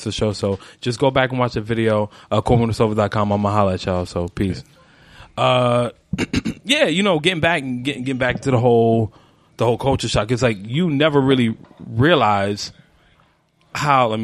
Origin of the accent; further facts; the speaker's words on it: New York City, New York, United States; I'm the only person from, let alone Brooklyn, just from New York